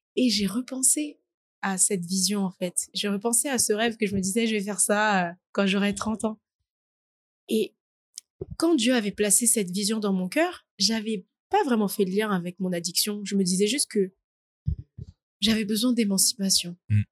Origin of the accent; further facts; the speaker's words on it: Paris region, Île-de-France, France; also born or lived in French Guiana / Essonne; je suis née en Guyane française, puis je suis venue en France à l'âge de 2 ans et depuis j'habite en, en, région parisienne